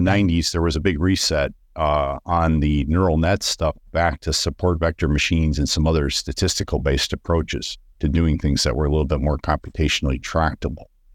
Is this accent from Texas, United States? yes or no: no; Detroit, Michigan, United States; I grew up in Detroit in the city